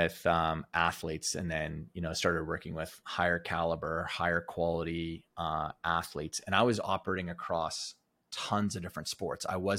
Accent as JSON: {"language": "English", "region": "Alberta", "country": "Canada", "tie": "born or raised there", "said": "where I grew up in Alberta was rich with Native American history."}